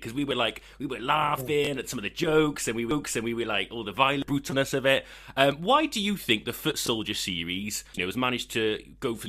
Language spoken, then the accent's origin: English; Wales, United Kingdom; We're just Welsh boys trying our best